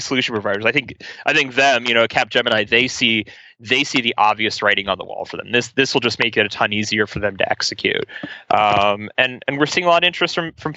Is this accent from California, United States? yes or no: no; Ohio, United States; I'm from Ohio